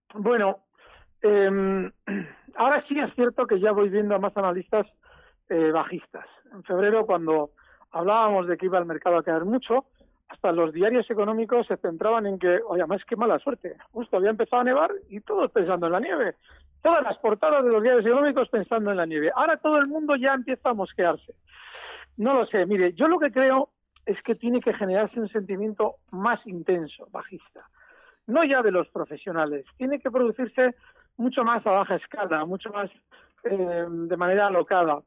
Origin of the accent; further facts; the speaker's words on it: Biscay, Basque Country, Spain; aquí de Vizcaya, y los de Vizcaya pues somos muy del BBV y de Iberdrola